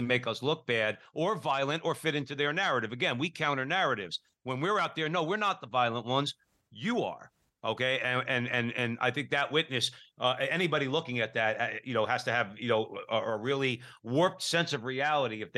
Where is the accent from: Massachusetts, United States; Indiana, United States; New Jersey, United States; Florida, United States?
New Jersey, United States; Newark; I'm from Newark, New Jersey.